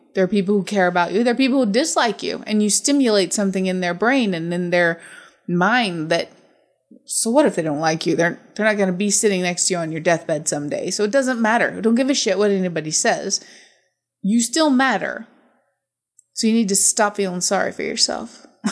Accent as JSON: {"language": "English", "country": "United States", "said": "I'm American"}